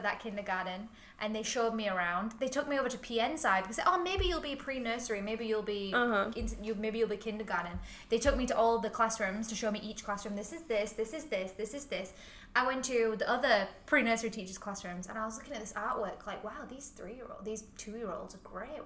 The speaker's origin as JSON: {"language": "English", "town": "Huddersfield", "region": "Yorkshire and the Humber", "country": "United Kingdom", "moved": "yes", "lives_now": "Hong Kong", "said": "I'm from Huddersfield, not that far away"}